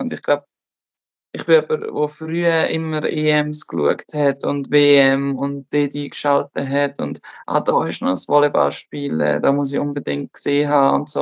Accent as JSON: {"language": "German", "country": "Switzerland", "also_born_or_lived": "Germany / France", "moved": "as an adult", "lives_now": "Turkey", "said": "als Schweizerin"}